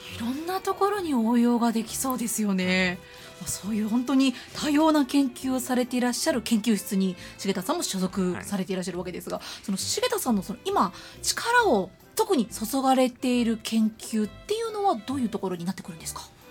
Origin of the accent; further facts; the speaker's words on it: Nara, Japan; moved away; 私も大学までは奈良の、はいはい、関西の方におりまして